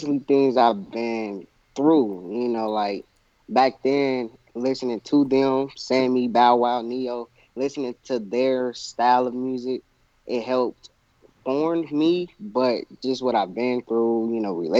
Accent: Kansas City, Missouri, United States; I'm coming out from Missouri, Kansas City, Missouri

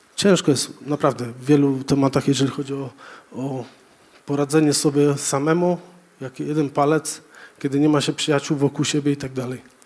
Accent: Żory, Silesian Voivodeship, Poland; wychowałem się w kościele, w zasadzie wolnych chrześcijan w Żorach

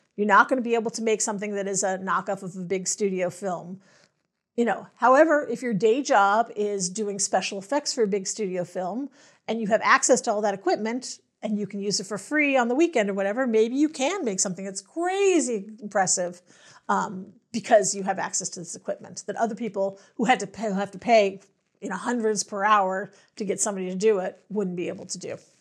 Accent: Los Angeles, California, United States; I'm from Los Angeles

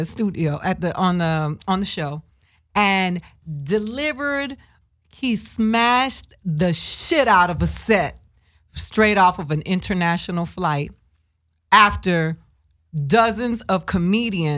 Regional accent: East Coast, United States; English is a second language; moved away; We're from the East Coast

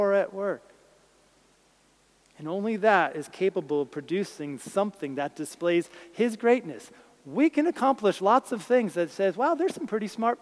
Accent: New Jersey, United States; where I grew up in New Jersey

